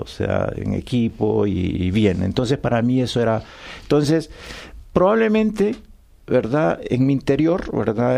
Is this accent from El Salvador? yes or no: yes; El Salvador; born or raised there; moved away